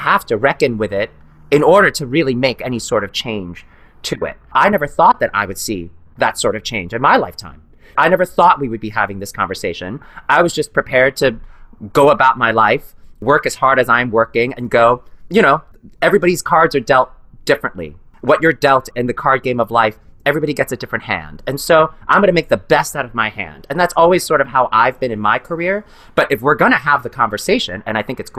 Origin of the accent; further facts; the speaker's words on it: New York City, New York, United States; as a person of color growing up in New York City with immigrant parents